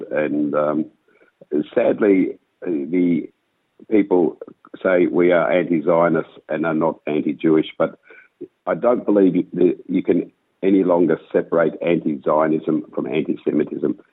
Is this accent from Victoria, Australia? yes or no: yes; Melbourne, Victoria, Australia; I've born and bred in Melbourne, child of Holocaust survivors.